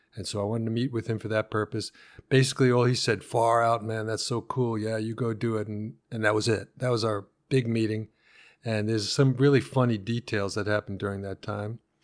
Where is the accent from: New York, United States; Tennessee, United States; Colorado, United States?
New York, United States; Long Island; born or raised there; also born or lived in Brooklyn